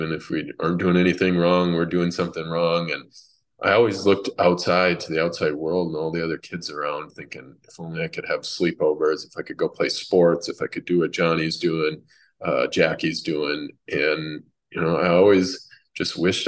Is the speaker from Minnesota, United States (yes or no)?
yes; Minnesota, United States; also born or lived in Massachusetts; she moved us out to Minnesota where her father was